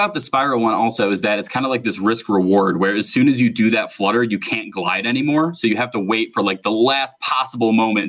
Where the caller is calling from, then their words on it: Palatine, Illinois, United States; from Palatine, Illinois.